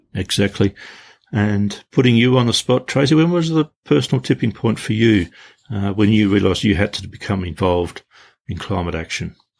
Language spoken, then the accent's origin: English; Tasmania, Australia; growing up in Tasmania